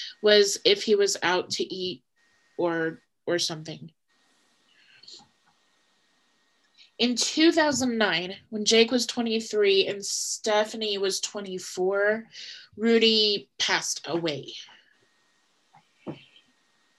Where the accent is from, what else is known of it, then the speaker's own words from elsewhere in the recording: Nebraska, United States; I'm from Nebraska.